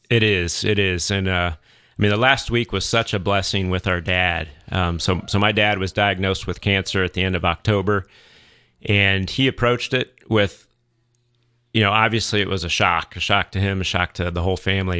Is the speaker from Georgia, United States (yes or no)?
yes; Atlanta, Georgia, United States; also born or lived in Saint Louis, Missouri; I grew up in the Archdiocese of Atlanta